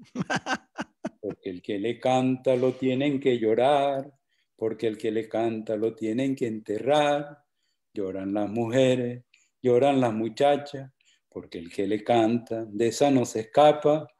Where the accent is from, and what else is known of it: Valledupar, Cesar, Colombia; moved away